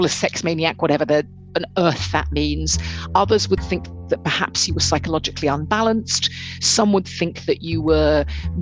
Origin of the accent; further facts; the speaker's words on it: United Kingdom; growing up in Britain myself